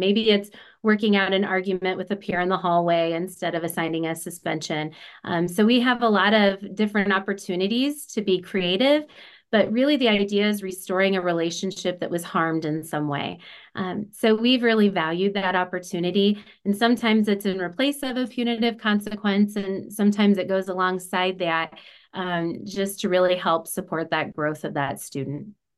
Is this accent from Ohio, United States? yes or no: no; Illinois, United States; also born or lived in Oregon, Illinois; I actually grew up in a extremely small community about 30 minutes south of the Quad Cities, so Moline, Rock Island, Illinois